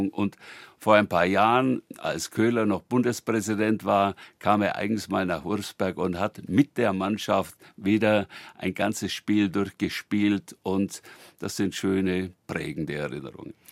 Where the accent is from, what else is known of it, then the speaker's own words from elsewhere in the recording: Ursberg, Bavaria, Germany; sorge ich dafür, dass niemand mehr lacht, wenn ich sage, ich komme aus Ursberg. Ich bin stolz, aus Ursberg zu kommen, mit der großen Tradition, 900 Jahre Bremostratenser